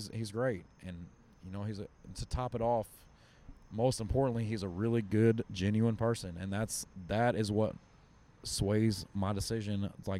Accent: Kentucky, United States; I grew up in Kentucky.

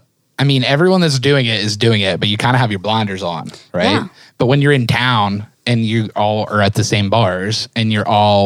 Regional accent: Pittsburgh, Pennsylvania, United States; now in Nashville, United States; I'm from Pittsburgh

